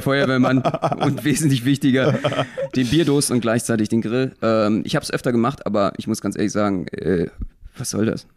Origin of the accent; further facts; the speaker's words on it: Berlin, Germany; ich als Berliner